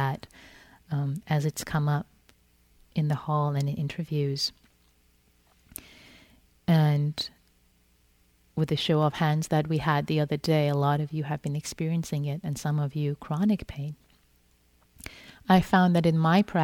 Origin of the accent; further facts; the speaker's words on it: Iran; moved away; I'm Persian. I was born in Iran. So when I was growing up, I used to love reading Rumi in Farsi